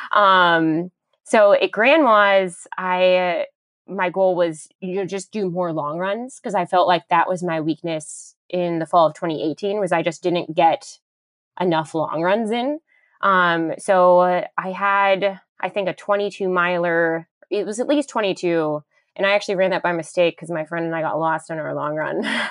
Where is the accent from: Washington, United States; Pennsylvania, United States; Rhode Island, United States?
Pennsylvania, United States; Pittsburgh; moved away; Pittsburgh, my hometown